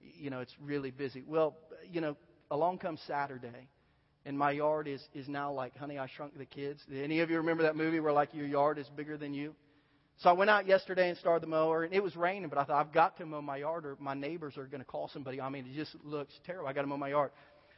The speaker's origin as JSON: {"language": "English", "region": "Southern Ohio", "country": "United States", "tie": "born or raised there", "moved": "yes", "said": "I grew up in Southern Ohio, and I haven't been back there since"}